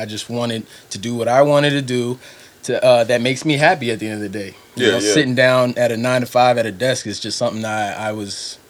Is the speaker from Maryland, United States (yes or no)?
yes; Columbia, Maryland, United States; moved away as an adult; also born or lived in Baltimore, Maryland / Louisiana / Pittsburgh; growing up in Columbia